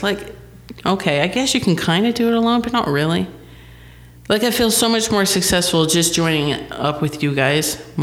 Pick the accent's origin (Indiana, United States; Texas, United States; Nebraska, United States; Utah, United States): Utah, United States; St. George; I am originally from St. George and I've kind of have that identity with the beehive state